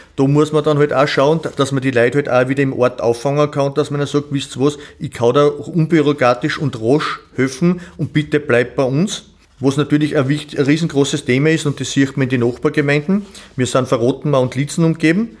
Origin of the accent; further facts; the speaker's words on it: Sölztal, Styria, Austria; Ich bin geboren in Selstal, bin zur Schule in Selstal und in Atmung gegangen